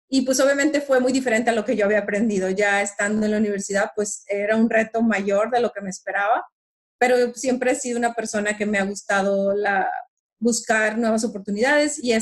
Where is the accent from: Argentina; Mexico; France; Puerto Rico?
Mexico; Monterrey, Nuevo León; moved away as an adult; now in San Antonio, United States; yo soy mexicana. Nací en Monterrey, Nuevo León, en México viví casi 25 años de mi vida en, esa bella ciudad, que es la tercera ciudad más grande de México, en el norte del país.